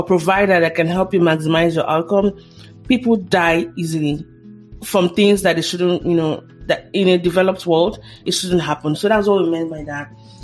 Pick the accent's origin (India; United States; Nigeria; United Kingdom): Nigeria; I'm a Nigerian